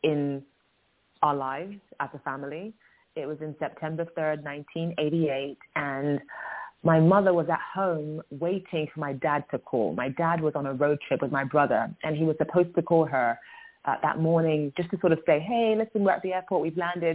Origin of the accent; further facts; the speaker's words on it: London, United Kingdom; we were raised in London